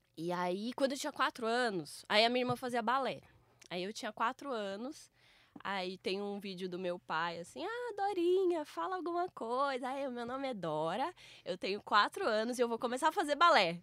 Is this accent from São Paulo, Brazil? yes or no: yes; Campinas, São Paulo, Brazil; eu sou de Campinas